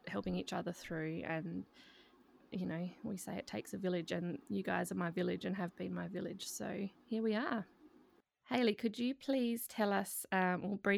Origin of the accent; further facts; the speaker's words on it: Adelaide, South Australia, Australia; we're obviously all from Adelaide.